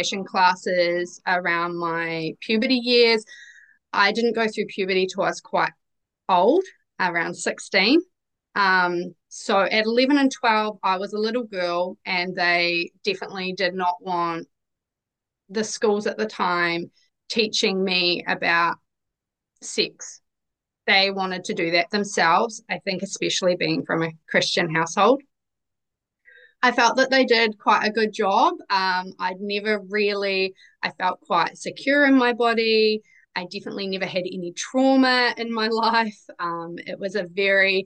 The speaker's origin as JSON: {"language": "English", "country": "New Zealand", "accent": "Kiwi", "said": "I am a Kiwi, as you can obviously probably tell from my accent."}